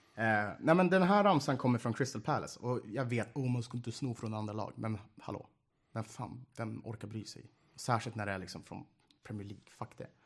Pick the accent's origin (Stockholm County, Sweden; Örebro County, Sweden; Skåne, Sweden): Stockholm County, Sweden; accent: Stockholm dialect (stockholmska); vad jag pratar stockholmska